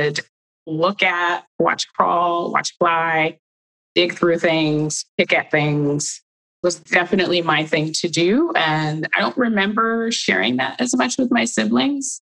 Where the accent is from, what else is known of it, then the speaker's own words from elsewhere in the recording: Cleveland, Ohio, United States; growing up in Cleveland, Ohio, with 10 other siblings being raised by a single parent.